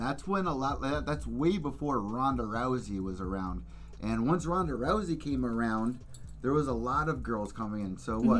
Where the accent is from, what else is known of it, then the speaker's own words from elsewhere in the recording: Connecticut, United States; I'm from Connecticut